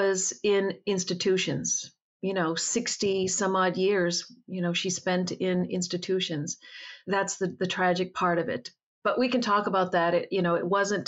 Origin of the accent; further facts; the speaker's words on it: New England, United States; also born or lived in Boston; I grew up in New England